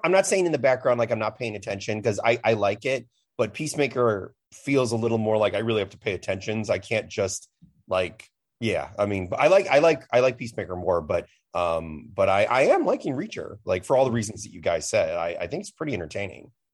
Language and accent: English; Chicago, Illinois, United States; I'm from Chicago